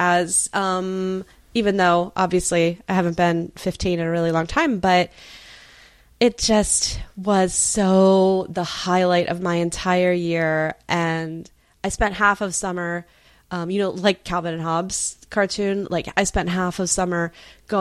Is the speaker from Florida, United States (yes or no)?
yes; Florida, United States; I grew up in Florida